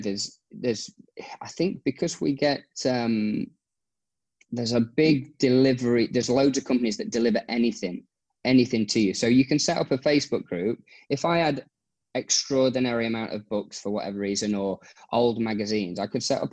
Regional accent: Nottingham, East Midlands, United Kingdom; moved away as an adult; now in Abu Dhabi, United Arab Emirates; I'm from Nottingham-ish

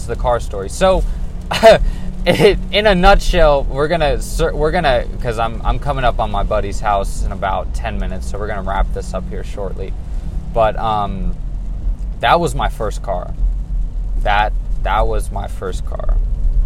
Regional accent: California, United States; I'm from California

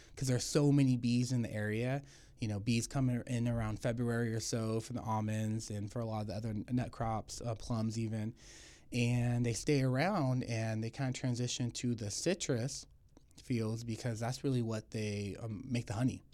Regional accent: Tulare, California, United States; Born and raised in Tulare.

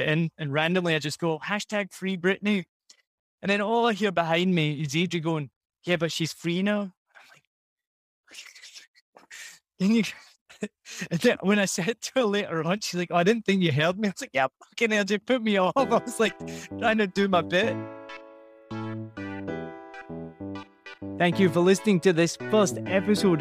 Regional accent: Scotland, United Kingdom; accent: Scottish; moved away as an adult; also born or lived in Rhode Island, United States; I lived here 4 years. I'm from Scotland.

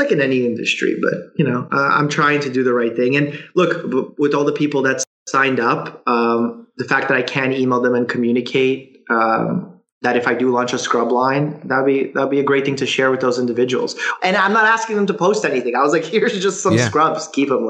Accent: Russia; Because I came from Russia where we escaped that kind of thinking, where you're forced to give labor to someone else and you can't change your job and you can't rise amongst the ranks.

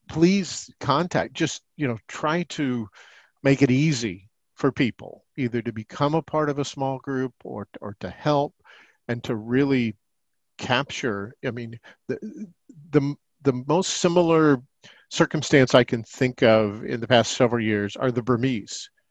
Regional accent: Indianapolis, Indiana, United States; also born or lived in Ohio; I was born in Indianapolis, Indiana

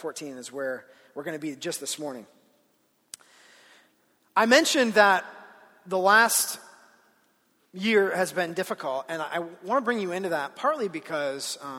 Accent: Ohio, United States; moved away as an adult; now in Colorado, United States; I grew up in Ohio

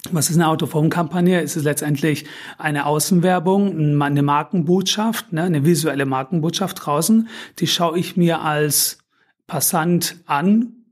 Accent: Baden-Württemberg, Germany; now in Berlin, Germany; wie der Name schon sagt, komme ich aus dem Schwobenländle.

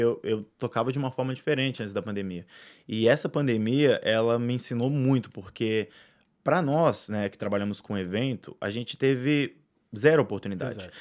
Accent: Brazil; o que me resta como brasileiro é torcer muito, né? Porque eu amo meu país

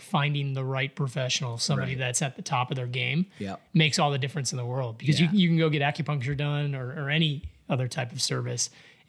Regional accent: Chicago, Illinois, United States; moved away; I'm from Chicago, man. Yeah, I grew up around that.

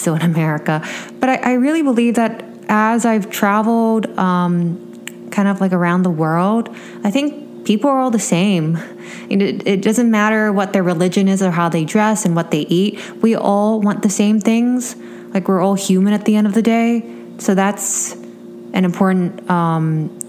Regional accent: Vietnam; moved away as an adult; now in Los Angeles, United States; growing up in Vietnam

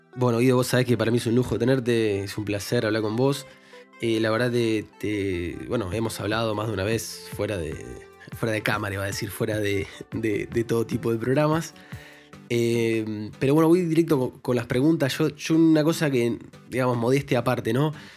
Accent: Buenos Aires, Argentina; now in Spain; vivo en España actualmente, soy argentino de nacimiento, porteño, del barrio de Villaluro

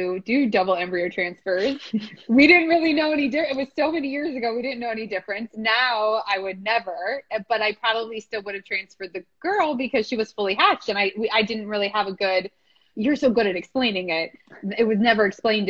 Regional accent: D.C., District of Columbia, United States; moved away; also born or lived in California; I grew up outside DC.

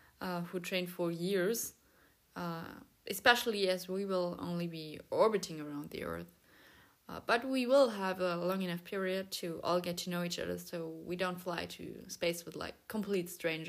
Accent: the South, United States; now in Memphis, United States; I work as a physician assistant at the St. Jude Children's Research Hospital in Memphis, so I'm from the South.

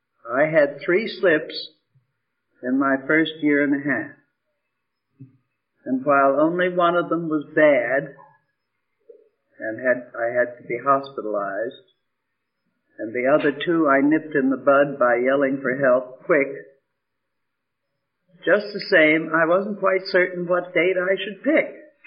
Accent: New York, United States; I'm from New York

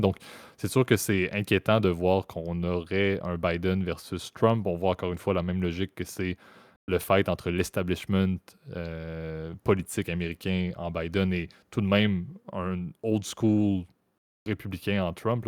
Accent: Canada; en tant que Canadien que je suis

